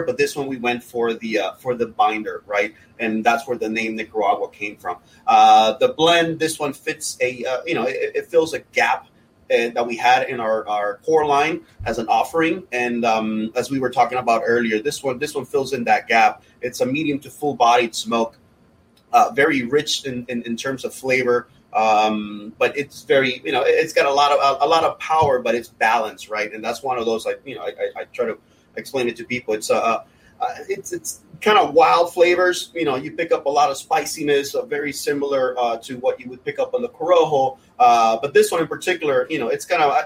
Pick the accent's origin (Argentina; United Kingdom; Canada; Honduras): Honduras; moved away; also born or lived in Miami, United States; I'm from Honduras.